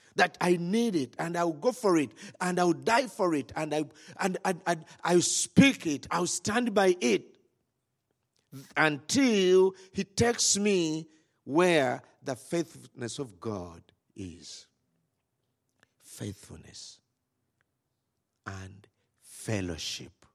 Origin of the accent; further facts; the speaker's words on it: Rakai, Central Region, Uganda; we come from Rakai